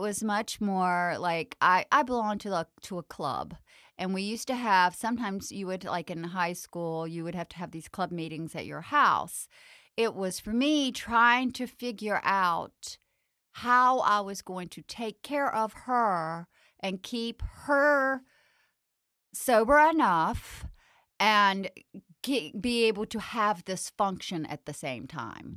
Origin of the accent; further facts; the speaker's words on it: the South, United States; growing up in the South